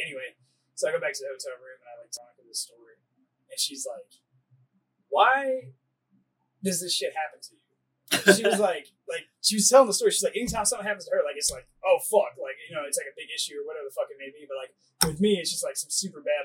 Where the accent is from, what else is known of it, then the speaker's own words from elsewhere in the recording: United States; I'm American